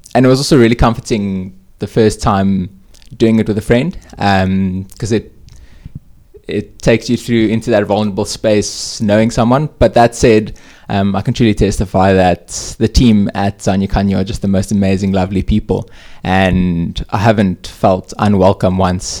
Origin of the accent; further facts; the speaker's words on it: Hermanus, Western Cape, South Africa; moved away as an adult; also born or lived in Stellenbosch; now in Cape Town, South Africa; I come from Hermanus, a family of four